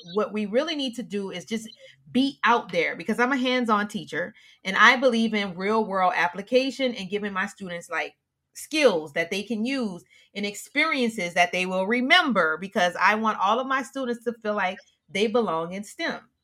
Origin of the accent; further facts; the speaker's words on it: the South, United States; I'm from South